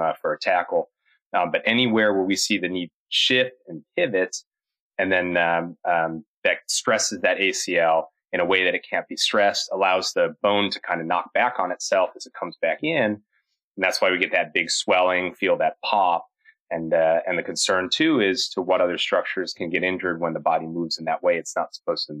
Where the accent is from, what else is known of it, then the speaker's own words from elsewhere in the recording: Chicago, Illinois, United States; moved away as an adult; also born or lived in Cleveland, Ohio; now in Charlotte, United States; born and bred in the Midwest, Chicagoland area